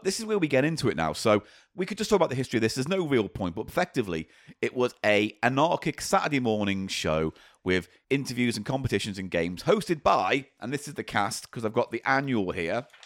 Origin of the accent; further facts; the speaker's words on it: Granada region, North West England, United Kingdom; I wasn't exposed to it growing up in the Grenada region.